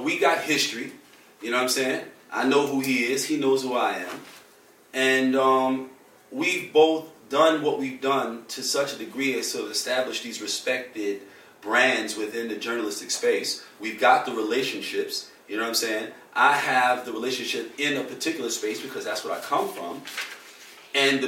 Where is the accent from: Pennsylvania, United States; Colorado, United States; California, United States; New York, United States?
New York, United States; New York City; I'm from Harlem. When I say I'm from Harlem, I mean I'm from the place